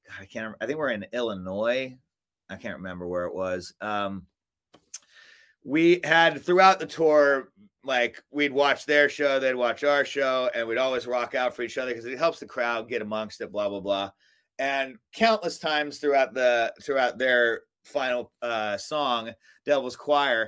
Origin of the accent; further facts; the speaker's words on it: Melbourne, Victoria, Australia; also born or lived in Alaska / Hawaii; now in Long Beach, United States; we grew up in Melbourne, Australia